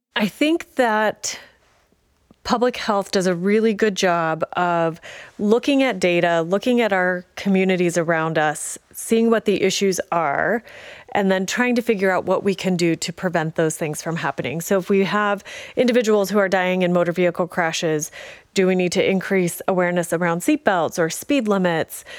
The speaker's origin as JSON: {"language": "English", "town": "Paonia", "region": "Colorado", "country": "United States", "tie": "born or raised there", "also_born_or_lived": "Grand Junction, Colorado", "said": "I am a Western Slope native, uh, born and raised in Peonia"}